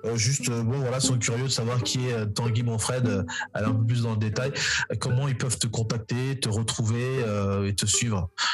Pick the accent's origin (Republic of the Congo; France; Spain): Republic of the Congo; nous intéresser en tant que Congolais